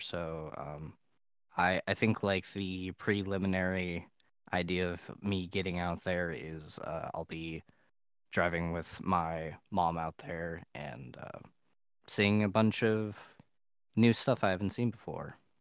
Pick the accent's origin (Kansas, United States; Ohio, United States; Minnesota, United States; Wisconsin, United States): Ohio, United States; I am from Ohio